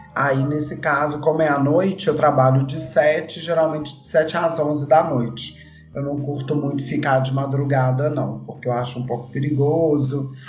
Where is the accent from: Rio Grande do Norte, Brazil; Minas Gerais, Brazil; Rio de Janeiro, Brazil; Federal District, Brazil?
Minas Gerais, Brazil; Belo Horizonte; Eu moro em Belo Horizonte, sou, sou daqui, sou mineira, tá? Nasci em BH